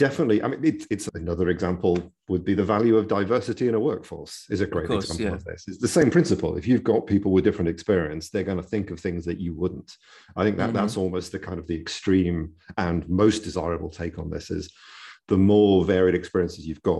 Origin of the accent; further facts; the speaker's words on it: United Kingdom; accent: British; now in California, United States; Well, having a British accent definitely helps